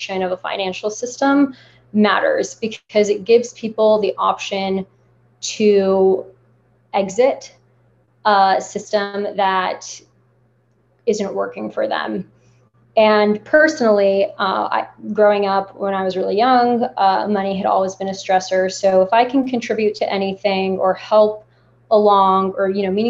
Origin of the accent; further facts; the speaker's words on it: United States; I was born in the States, but my entire extended family and parents are from Lebanon.